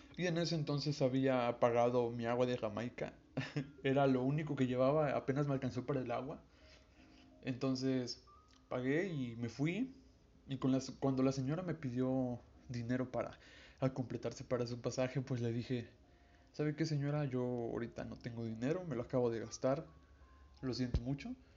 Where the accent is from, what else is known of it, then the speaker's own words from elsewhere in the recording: Veracruz, Mexico; soy de Veracruz y tengo 18 años.